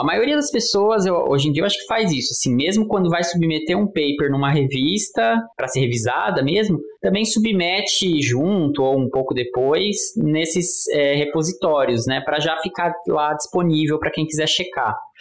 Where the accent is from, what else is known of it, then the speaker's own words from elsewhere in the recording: Brazil; sendo brasileiro